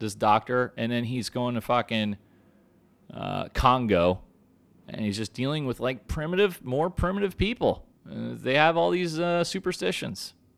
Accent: United States; I'm American through and through

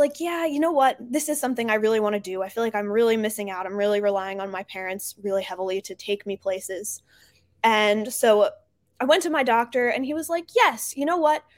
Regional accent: New Jersey, United States; now in Baltimore, United States; I'm originally from New Jersey

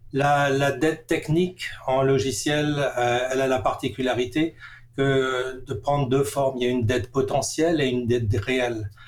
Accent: Strasbourg, Grand Est, France; moved away as an adult; now in Vancouver, Canada; j'ai grandi à Strasbourg

